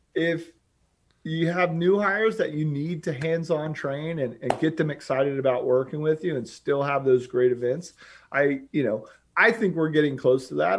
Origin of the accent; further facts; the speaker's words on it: Charlotte, North Carolina, United States; moved away as an adult; also born or lived in New York City; now in Gainesville, United States; from Charlotte, North Carolina. I grew up on fourteen acres, uh, outside of Charlotte with my, my lovely family